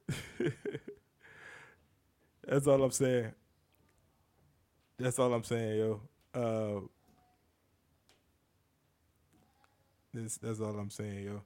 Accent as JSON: {"language": "English", "region": "the South", "country": "United States", "said": "I'm from the South"}